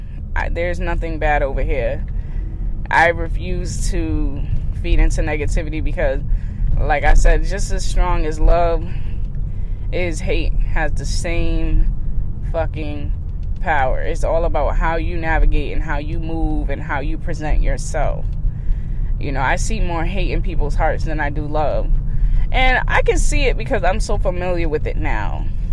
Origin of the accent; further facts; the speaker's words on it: California, United States; now in Massachusetts, United States; And, you know, I came from California all the way to Massachusetts.